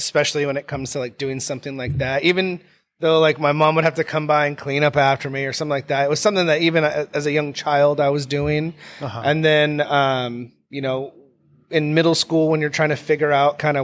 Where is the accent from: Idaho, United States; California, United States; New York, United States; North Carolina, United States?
Idaho, United States; Sandpoint; that's where I grew up in Sandpoint, Idaho